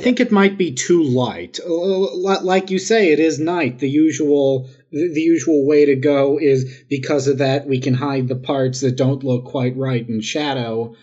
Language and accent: English; New York City, New York, United States; I am from Queens. I'm from Jackson Heights.